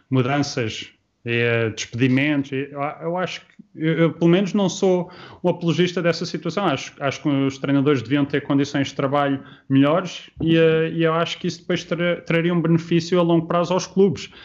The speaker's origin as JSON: {"language": "Portuguese", "country": "Portugal", "said": "Lógico, sou português e, uh, e, um dia, a seu tempo, se realmente projeto, um projeto interessante uh, se tornar uma possibilidade, uh, sim"}